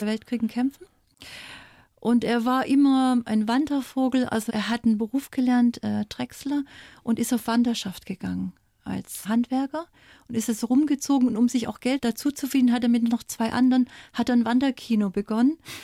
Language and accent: German; East Germany, Germany; moved away as an adult; Als kleines Mädchen in der DDR